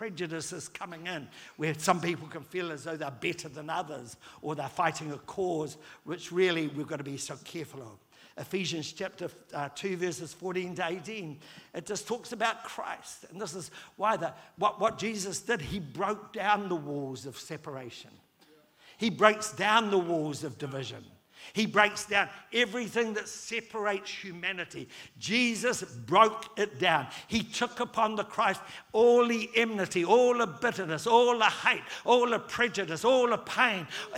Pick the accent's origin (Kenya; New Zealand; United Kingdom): New Zealand; I'm a fifth generation New Zealander